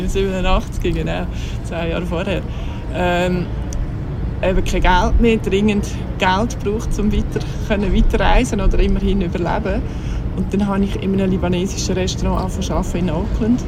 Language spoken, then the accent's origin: German; Fricktal, Aargau, Switzerland; aufgewachsen bin ich im Fricktal